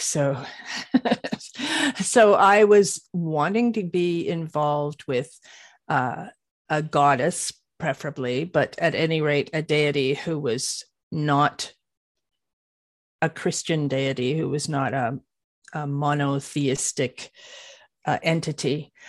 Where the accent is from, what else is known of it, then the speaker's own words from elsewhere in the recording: Canada; I live in Canada. I'm a Canadian